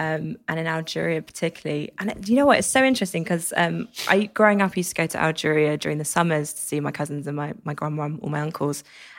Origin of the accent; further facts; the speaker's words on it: Cambridge, East of England, United Kingdom; I grew up in Cambridge.